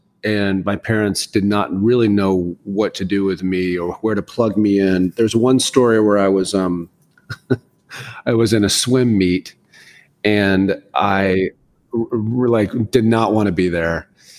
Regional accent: Tallahassee, Florida, United States; also born or lived in West Point, New York / Fairfax, Virginia / Germany; I was born in West Point, New York. And then we lived in Fairfax, Virginia. We moved to Germany and Berlin and Heidelberg. We lived all these different places. And in the 7th grade, my dad retired as a colonel. And then we retired in Tallahassee, Florida.

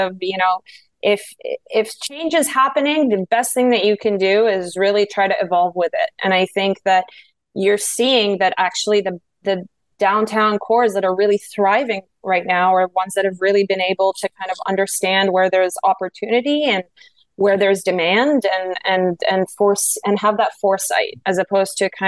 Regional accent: Kingston, Ontario, Canada; Kingston, which is my hometown

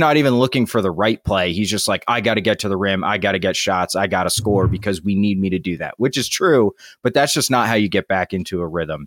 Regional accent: West Virginia, United States; my home state of West Virginia

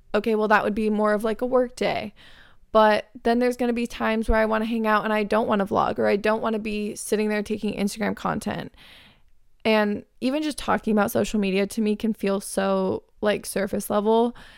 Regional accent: Arizona, United States; moved away as an adult; now in California, United States; my hometown best friends are in Arizona

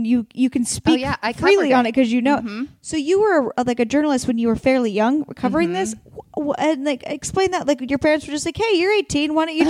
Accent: Warrenton, Oregon, United States; moved away as an adult; also born or lived in Astoria, Oregon; now in Los Angeles, United States; Then we went over the bridge, not the Washington Bridge, the other one, into Warrenton, Oregon

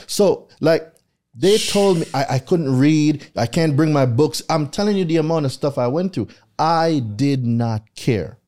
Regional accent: Jamaica; moved away as an adult; now in United States; I lived there my entire life

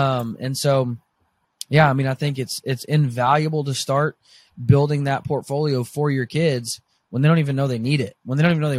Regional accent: Arkansas, United States; moved away as an adult; also born or lived in Oklahoma; now in Kansas, United States; I grew up in Arkansas, went to college in Oklahoma. Now I live in Kansas.

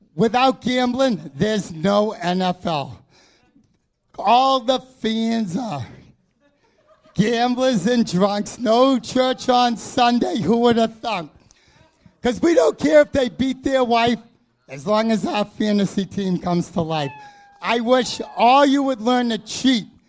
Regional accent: Boston, Massachusetts, United States; I grew up in Boston

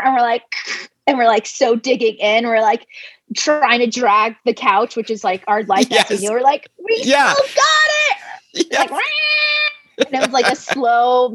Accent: United States; I'm Chinese American

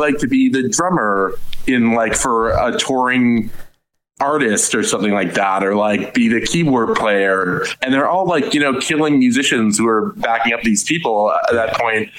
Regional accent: Madison, New Jersey, United States; I grew up in Madison, New Jersey

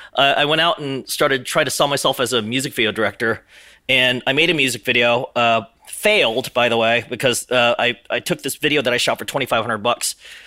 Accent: Texas, United States; also born or lived in Busan, South Korea; I was born in South Korea, but we moved to Texas when I was 5, and actually moved out of Texas because I'm a military brat, and we were stationed in Italy for a couple years.

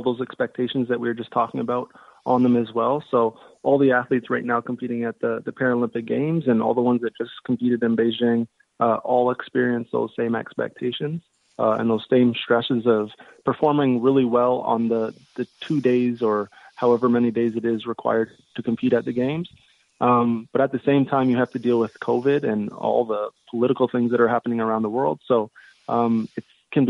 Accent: London, Ontario, Canada; London, Ontario, which is my hometown

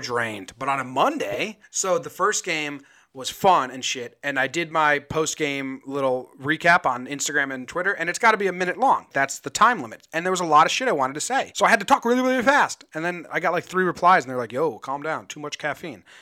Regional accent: New Jersey, United States; now in Northern California, United States; I'm originally from New Jersey

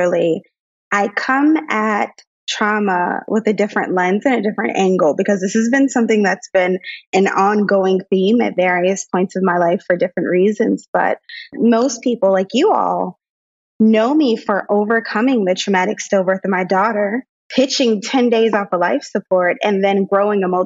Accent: Brentwood, New York, United States; moved away; also born or lived in Brooklyn, New York / Maryland; I was raised in Long Island. I went to Brentwood High School there, moved to Maryland

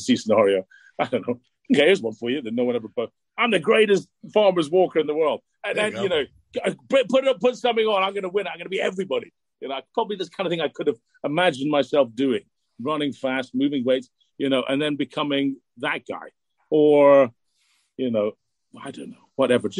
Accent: DuBois, Pennsylvania, United States; I grew up in Pennsylvania. I was in the bowling league there as well.

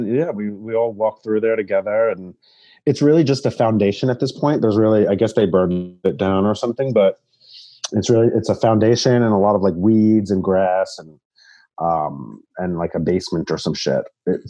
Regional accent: Long Island, New York, United States; also born or lived in Queens, New York; I was born in Queens and raised in Long Island.

